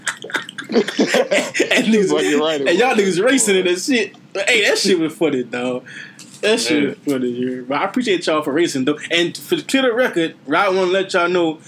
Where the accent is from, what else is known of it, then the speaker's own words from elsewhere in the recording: Louisiana, United States; I'm just from Louisiana